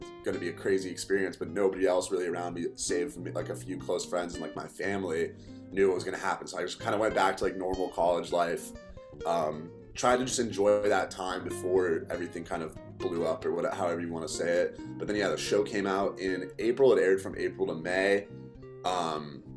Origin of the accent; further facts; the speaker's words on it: Connecticut, United States; moved away as an adult; now in Chicago, United States; I grew up in Connecticut, went to high school, everything